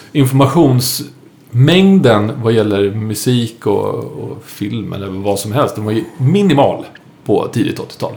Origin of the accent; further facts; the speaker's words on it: Saltsjöbaden, Stockholm County, Sweden; jag är uppvuxen ute i Saltsjöbaden